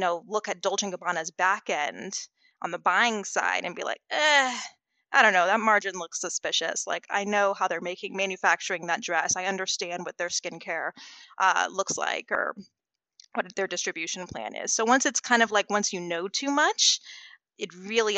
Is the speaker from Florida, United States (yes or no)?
yes; West Palm Beach, Florida, United States; I'm from West Palm Beach